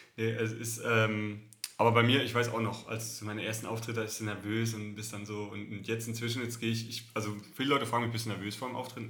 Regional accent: Southern Germany, Germany; accent: süddeutsche Melodie (southern German), often taken for Swabian but not quite; meine Melodie, meine süddeutsche Melodie, die ist einfach nicht wegzukriegen

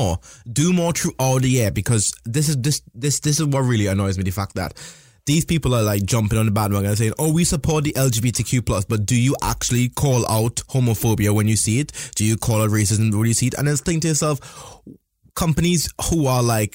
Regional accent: Trinidad & Tobago; moved away as an adult; now in United Kingdom; I was born in Trinidad and Tobago

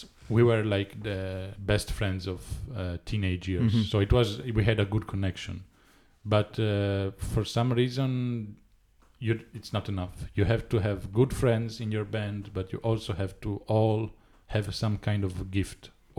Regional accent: Florence, Tuscany, Italy; I grew up in Florence musically.

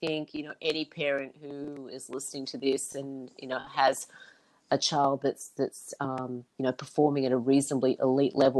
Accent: New South Wales, Australia; I grew up in New South Wales

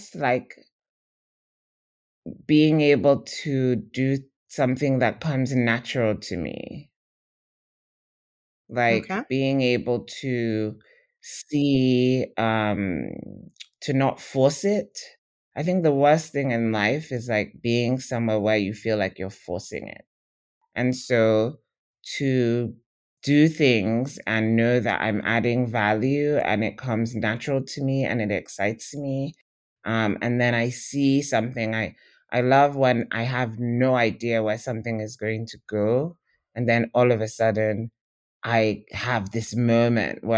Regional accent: Nigeria; as Nigerian writers

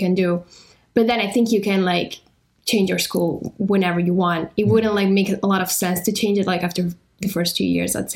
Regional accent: northern Italy, Italy; English is a second language; I'm from Italy, specifically Northern Italy

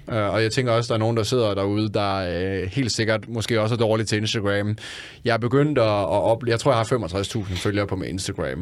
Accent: Randers, Central Denmark Region, Denmark; jeg er fra Randers

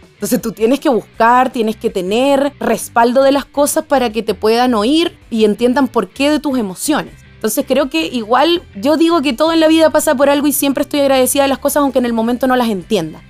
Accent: Venezuela; moved away; yo soy extranjera, soy venezolana

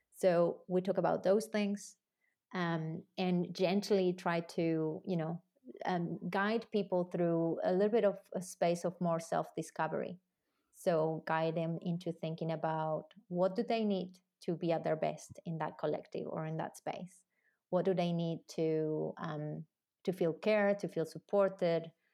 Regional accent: Argentina; moved away; also born or lived in New Zealand; I'm originally from Argentina

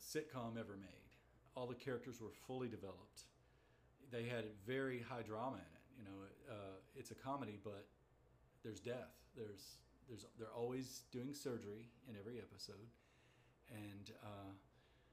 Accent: Huntsville, Alabama, United States; moved away as an adult; also born or lived in Los Angeles, California; now in Alabama, United States; I was born in Huntsville at the Fox Army Hospital at Redstone Arsenal

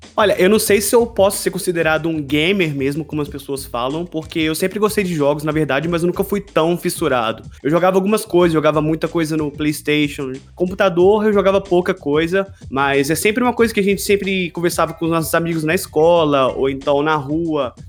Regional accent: Juiz de Fora, Minas Gerais, Brazil; moved away as an adult; now in Poland; estou falando da Polônia, mas também sou de Juiz de Fora, formado na mesma faculdade que vocês estão cursando

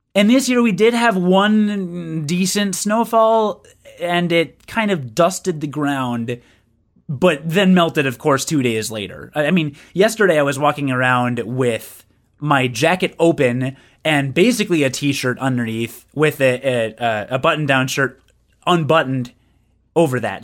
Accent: United Kingdom; I am British

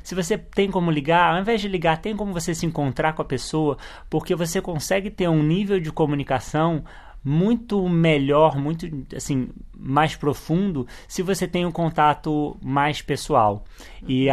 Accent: Rio de Janeiro, Brazil; moved away as an adult; a gente se mudou do Rio de Janeiro

